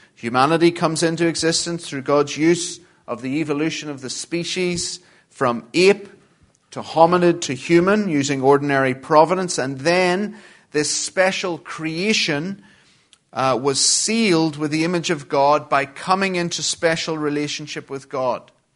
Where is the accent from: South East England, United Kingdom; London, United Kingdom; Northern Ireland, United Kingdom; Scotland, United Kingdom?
Northern Ireland, United Kingdom; Belfast; moved away; I'm from uh, Belfast in Northern Ireland and have been living in exile for far too long.